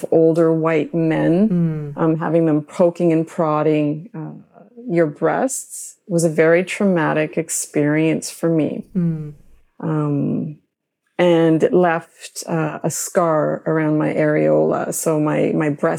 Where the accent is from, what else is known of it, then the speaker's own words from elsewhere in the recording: Mississauga, Ontario, Canada; growing up in Mississauga.